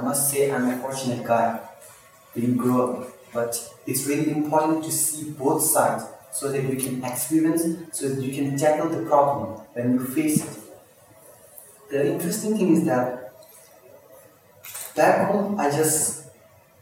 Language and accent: English; India; also born or lived in Tibet; now in Norway; I'm from Tibet. I grew up in India, I was born in India